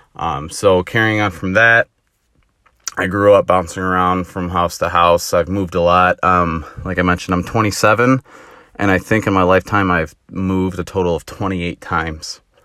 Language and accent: English; Illinois, United States; I'm born and raised in Illinois. Haven't gone anywhere else